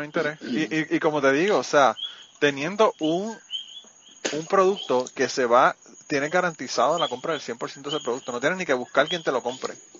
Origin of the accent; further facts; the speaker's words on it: Puerto Rico; moved away as an adult; me fui de Puerto Rico en una época que todavía la cosa no estaba jodida